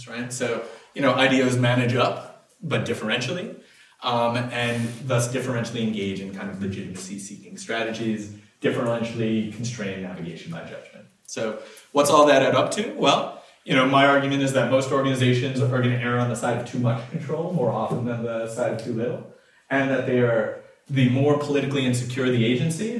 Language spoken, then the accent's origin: English; Detroit, Michigan, United States; I'm from Detroit